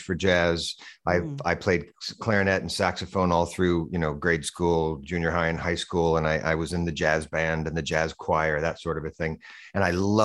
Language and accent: English; Boise, Idaho, United States; moved away as an adult; also born or lived in New York City; I grew up in Idaho, not that far from Vancouver